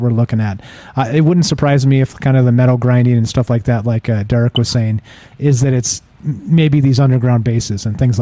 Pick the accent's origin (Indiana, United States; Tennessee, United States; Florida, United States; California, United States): California, United States; I grew up in California